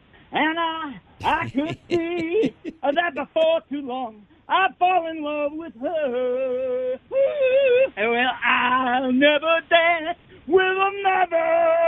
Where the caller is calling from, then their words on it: Orlando, Florida, United States; Orlando, Florida, downtown.